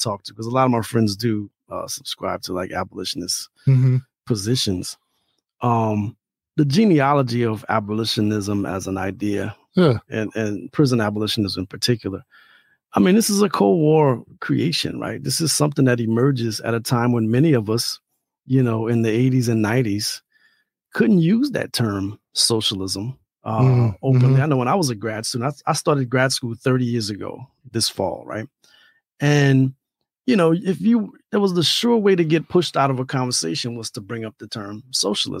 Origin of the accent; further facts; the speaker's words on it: Louisiana, United States; now in Chicago, United States; where I grew up in Louisiana